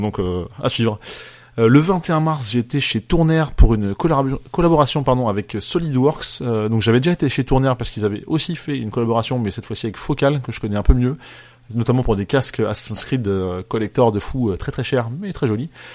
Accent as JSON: {"language": "French", "country": "France", "said": "en tant que Français"}